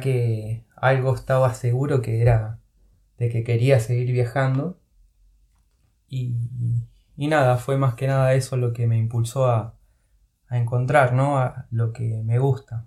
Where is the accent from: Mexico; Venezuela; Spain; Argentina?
Argentina; Lanús, Buenos Aires Province; moved away as an adult; Yo soy de Buenos Aires, de Lanús, específicamente zona